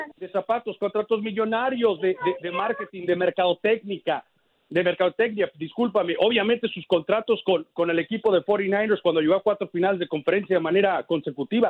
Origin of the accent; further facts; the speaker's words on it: United States; also born or lived in California / Miami; creciendo acá en los Estados Unidos de padre mexicano